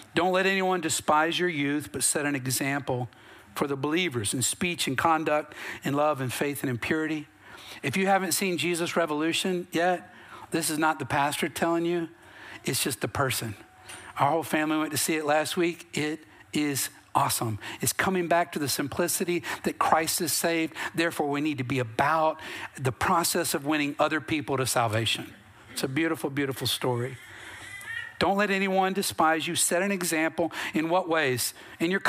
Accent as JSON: {"language": "English", "region": "North Carolina", "country": "United States", "said": "I'm from North Carolina"}